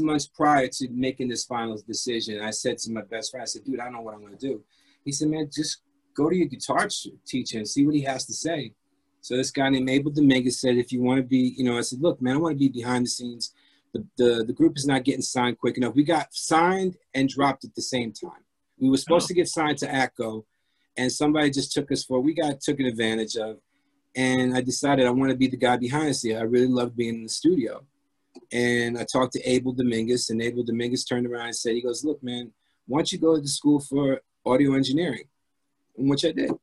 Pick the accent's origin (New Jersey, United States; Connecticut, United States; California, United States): New Jersey, United States; Jersey City; accent: urban; also born or lived in France / Hoboken, New Jersey; I was born in France, heritage is Croatian, grew up in Jersey City